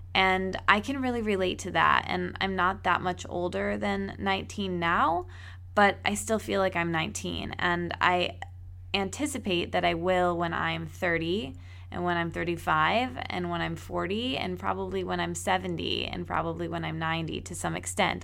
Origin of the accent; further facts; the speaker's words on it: East Lansing, Michigan, United States; moved away; my hometown where I grew up in East Lansing